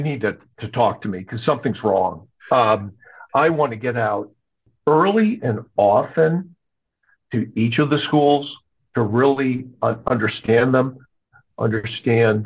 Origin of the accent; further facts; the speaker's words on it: Connecticut, United States; moved away as an adult; also born or lived in Maryland; now in Baltimore, United States; I grew up in New England, in Connecticut.